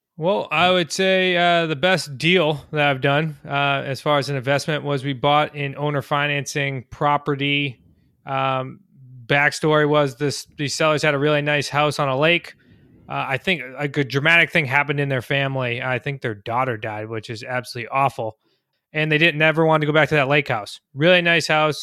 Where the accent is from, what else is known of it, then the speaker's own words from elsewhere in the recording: Central Massachusetts, United States; I'm from Central Mass